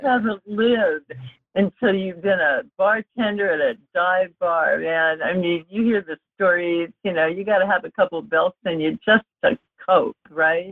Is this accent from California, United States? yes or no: yes; Los Angeles, California, United States; also born or lived in Europe; I grew up in LA. I grew up in Topanga. Uh, I'm a valley girl